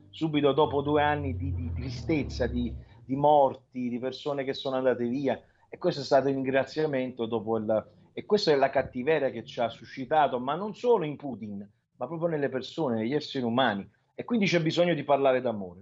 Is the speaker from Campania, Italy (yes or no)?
yes; Naples, Campania, Italy; io sono di Napoli, sono napoletano